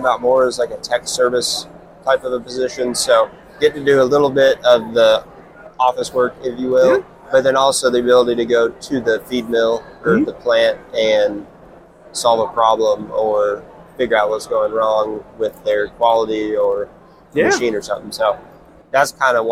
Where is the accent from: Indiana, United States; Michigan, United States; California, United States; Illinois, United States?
Indiana, United States; moved away as an adult; now in Kansas, United States; I'm from Indiana